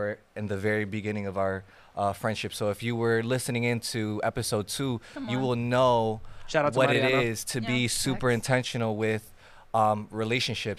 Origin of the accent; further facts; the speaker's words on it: Newark, New Jersey, United States; I'm from Newark, New Jersey